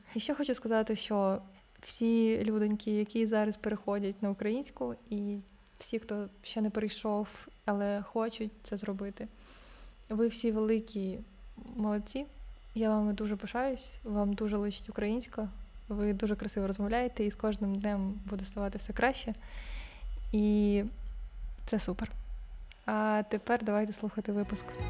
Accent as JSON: {"language": "Ukrainian", "country": "Ukraine"}